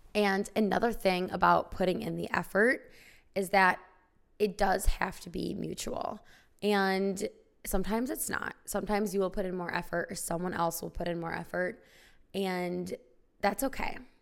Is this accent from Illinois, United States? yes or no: yes; small town Illinois, United States; I went to high school in small town Illinois